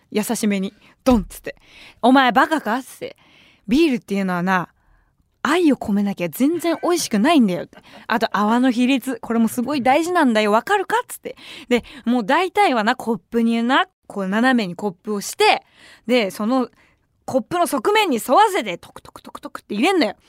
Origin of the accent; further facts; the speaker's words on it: Tokyo, Japan; 私もさもともと東京下町出身